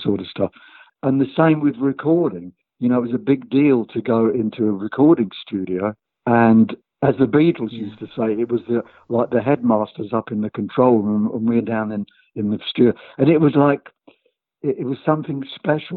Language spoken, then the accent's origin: English; London, United Kingdom; we came from London, a town called Tooting, and we were in the same school